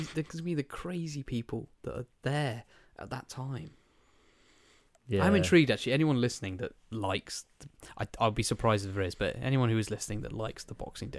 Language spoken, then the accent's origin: English; South East England, United Kingdom; And because I'm from Kent as well. Everyone's going blue water.